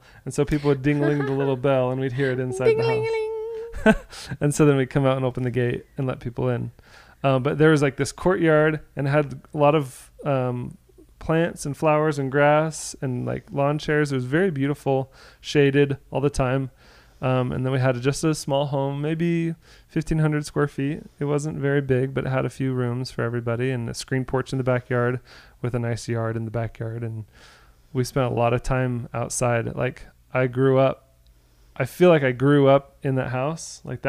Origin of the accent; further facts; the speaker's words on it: Portland, Oregon, United States; born there; also born or lived in California / France / Florida; I was born in Portland, Oregon. We lived in California where Matthew was born. We moved to France. We moved to Florida where Marshall was born.